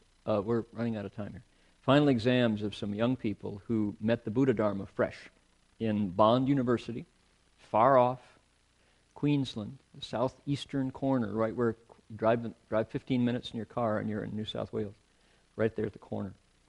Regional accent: Norway; English is a second language; growing up in Norway, where our diet consists of a lot of fish and meat, and where the potato is our best friend.

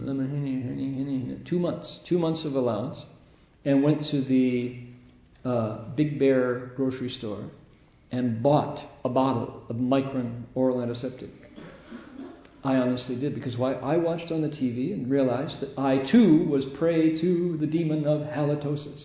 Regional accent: Midwest, United States; growing up in the Midwest in the 50s when I was that age

